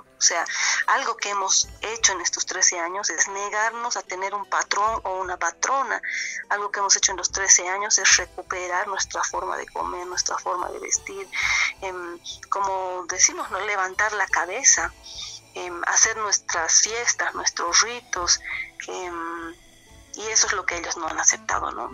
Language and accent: Spanish; Bolivia; yo soy Aymara, soy em, de aquí, de, este territorio que ahora se llama Bolivia